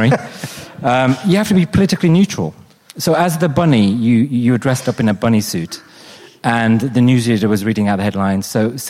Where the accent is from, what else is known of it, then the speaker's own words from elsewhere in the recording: Wolverhampton, West Midlands, United Kingdom; if you're growing up in Wolverhampton, you don't get many opportunities to work in the media